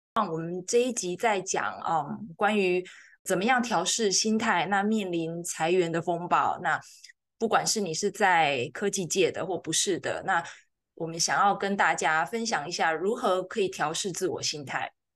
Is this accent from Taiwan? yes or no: yes; Taiwan; now in United States; 我们一样在台湾长大